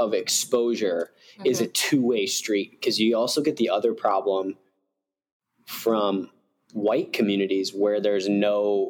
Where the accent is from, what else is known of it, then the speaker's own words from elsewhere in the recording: Cincinnati, Ohio, United States; also born or lived in Chicago suburbs, Illinois; now in Chicago, United States; I grew up in Cincinnati and had way more interactions with like Black kids, Black friends, Black teammates way earlier on, and then moved to a Chicago suburb.